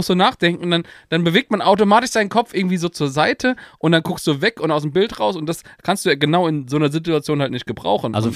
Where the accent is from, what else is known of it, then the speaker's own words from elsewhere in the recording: Mainz, Rhineland-Palatinate, Germany; dass der Verein was ist, wo man als Mainzer einfach drauf stolz sein kann und wo man sich mit identifizieren kann.